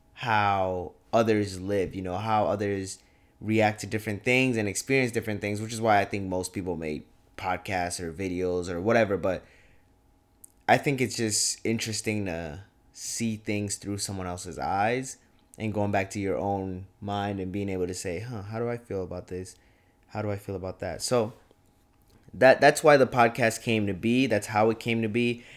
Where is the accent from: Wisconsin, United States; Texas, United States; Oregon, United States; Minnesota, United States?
Minnesota, United States; Champlin; moved away as an adult; now in Fargo, United States; I'm from Champlin, Minnesota, like twenty minute, twenty minutes north of the cities